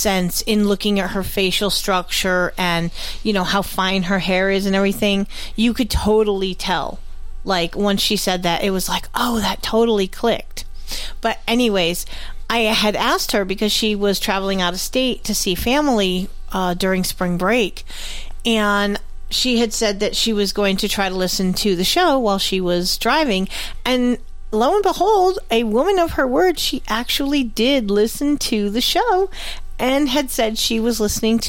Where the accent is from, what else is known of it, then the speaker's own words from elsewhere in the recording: New England, United States; accent: New England; my New England accent